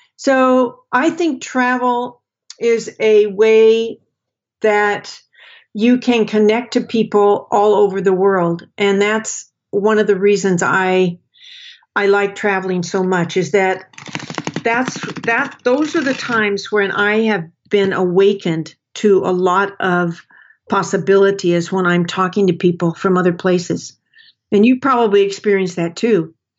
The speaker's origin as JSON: {"language": "English", "town": "Portland", "region": "Oregon", "country": "United States", "tie": "born or raised there", "moved": "yes", "said": "I grew up in Portland, Oregon. I consider Portland my home."}